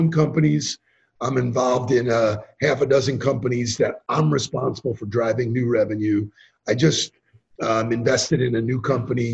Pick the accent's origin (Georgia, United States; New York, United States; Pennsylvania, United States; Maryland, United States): New York, United States; I'm from New York